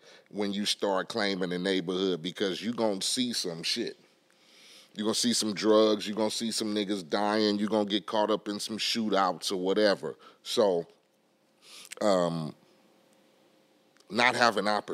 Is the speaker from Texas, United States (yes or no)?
no; Compton, California, United States; I grew up in Compton, in Spooktown.